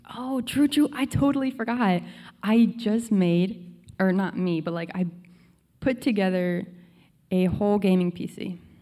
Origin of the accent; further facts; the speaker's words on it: Connecticut, United States; now in Virginia, United States; we lived in Connecticut all our lives, ever since I was born